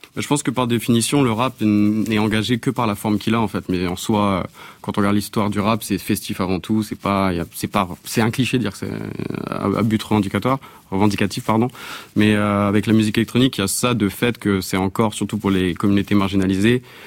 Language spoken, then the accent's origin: French; France; moved away as an adult; also born or lived in Canada; j'ai grandi en France